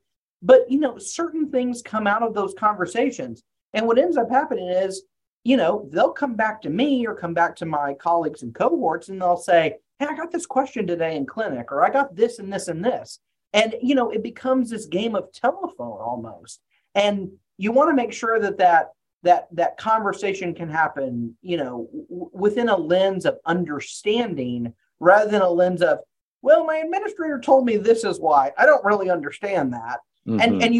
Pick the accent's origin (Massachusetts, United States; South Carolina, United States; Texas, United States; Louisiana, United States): Texas, United States; also born or lived in Arkansas, United States; sorry, I grew up in Texas, after Arkansas. I use a lot of Southern metaphors, apologies in advance.